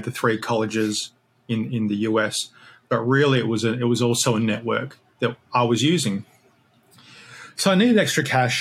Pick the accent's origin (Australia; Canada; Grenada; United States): Australia; moved away; I'm Australian originally, obviously, not English.